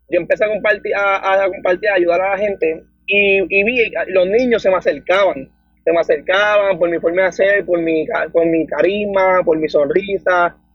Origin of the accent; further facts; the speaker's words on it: Dorado, Puerto Rico; Mira, yo soy del pueblo de Dorado, tengo 23 años